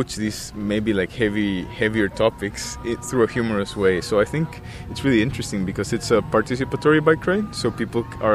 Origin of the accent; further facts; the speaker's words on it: Costa Rica; now in Victoria, Canada; I am an artist from Costa Rica, and I am currently living in Victoria.